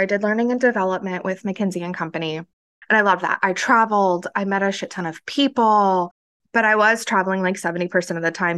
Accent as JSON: {"language": "English", "region": "central Florida", "country": "United States", "tie": "born or raised there", "moved": "yes", "said": "growing up in central Florida, Redneck Ville, teen pregnancy capital"}